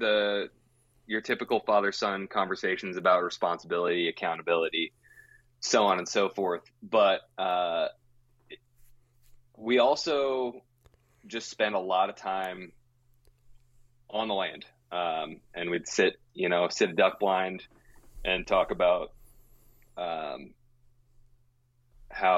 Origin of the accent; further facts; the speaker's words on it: Willamette Valley, Oregon, United States; also born or lived in Yakima, Washington; I was actually born in Yakima, Washington. I call myself an Oregonian